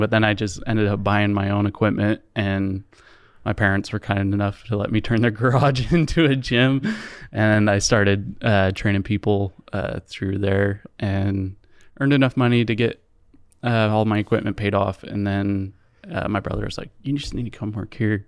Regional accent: Provo, Utah, United States; also born or lived in Orem, Utah / Eagle Mountain, Utah; I was born and raised in Provo

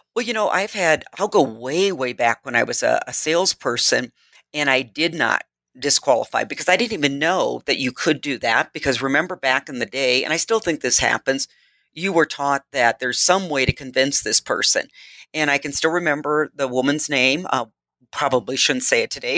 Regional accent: Midwest, United States; I am from the Midwest

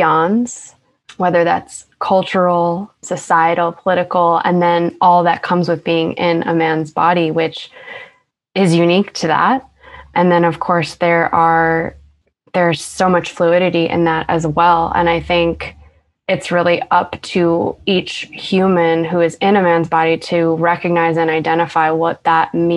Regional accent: Long Island, New York, United States; accent: Long Island; now in Brooklyn, United States; my Long Island accent has gotten worse

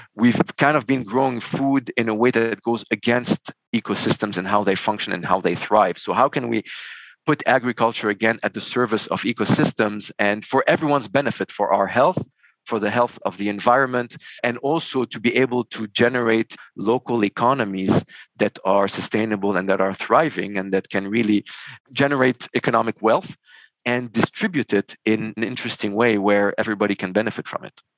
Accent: Beirut, Beirut Governorate, Lebanon; moved away as an adult; also born or lived in Dubai, United Arab Emirates / Montreal, Canada; born and raised in Beirut, Lebanon.

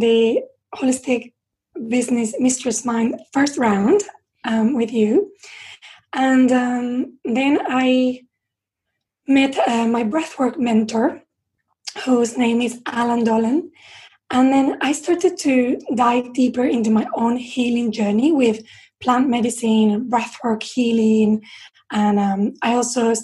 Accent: Spain; also born or lived in London; now in England; when I came to live in England, because I'm from Spain

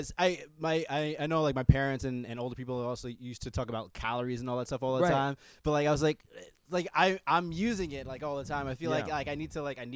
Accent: New York City, New York, United States; also born or lived in Brooklyn; I grew up in the Bronx for the most part

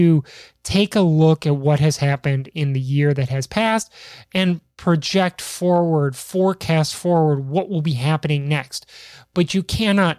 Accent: Chicago, Illinois, United States; We're not weak from Chicago

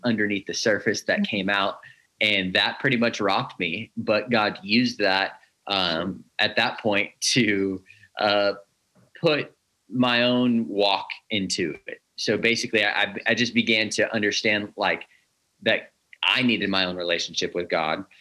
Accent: Northern California, United States; I grew up here in Northern California

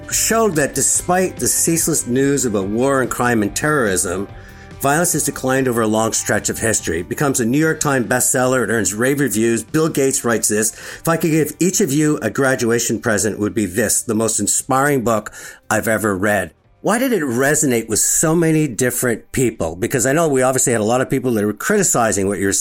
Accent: Montreal, Quebec, Canada; my hometown of Montreal

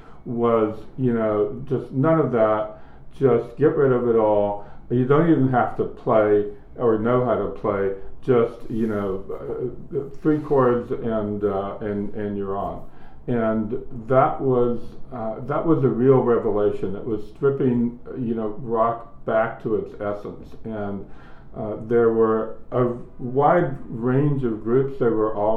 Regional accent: Virginia, United States; moved away as an adult; also born or lived in New York; I grew up in Virginia and I went to Washington and Lee, and then I came to New York shortly after that.

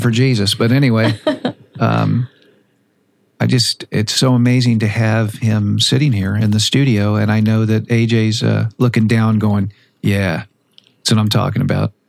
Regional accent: Boca Raton, Florida, United States; also born or lived in Fort Lauderdale; I'm from Boca Raton. I was born in Fort Lauderdale, so that's my old stomping ground

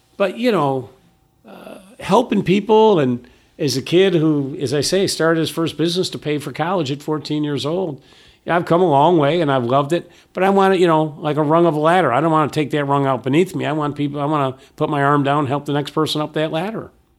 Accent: Syracuse, New York, United States; moved away as an adult; now in Virginia, United States; I'm a kid from Syracuse

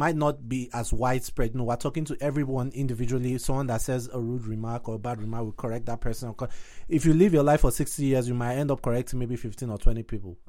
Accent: Nigeria; Now, I knew nothing about Ukraine, being a Nigerian.

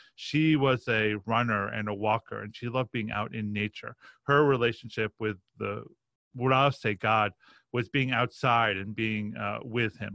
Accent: Roslyn, New York, United States; I grew up in a, a town called Roslyn

